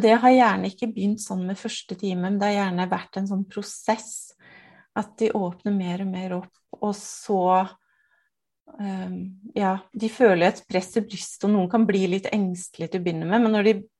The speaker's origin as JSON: {"language": "Norwegian", "town": "Nittedal", "region": "Akershus", "country": "Norway", "said": "jeg er fra Nittedal. Eh, to mil utenfor Oslo."}